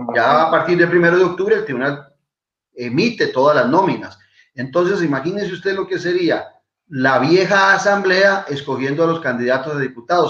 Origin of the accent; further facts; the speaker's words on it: Tibás, San José, Costa Rica; Solo en mi pueblo, en Tibás